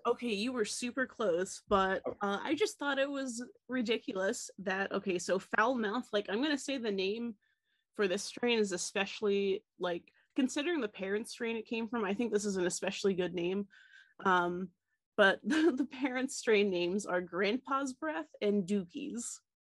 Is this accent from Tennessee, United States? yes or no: yes; Tennessee, United States; moved away; growing up in Tennessee, we had Mayfield